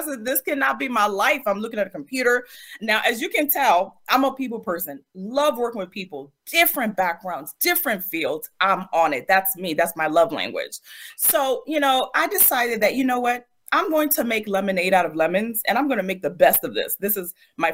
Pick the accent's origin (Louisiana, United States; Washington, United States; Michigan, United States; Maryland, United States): Maryland, United States; Prince George's County; I grew up in Maryland, Prince George's County, Maryland.